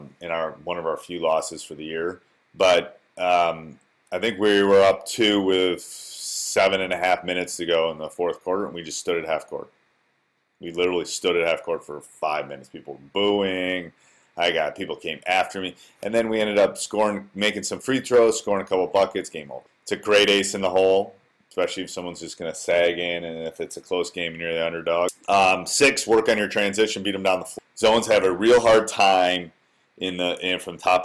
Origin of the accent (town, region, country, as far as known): Wisconsin, United States; born or raised there